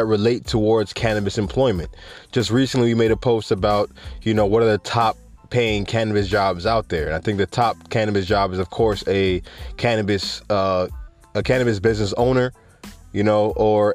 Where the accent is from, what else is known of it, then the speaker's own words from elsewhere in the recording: Jamaica; I'm Jamaican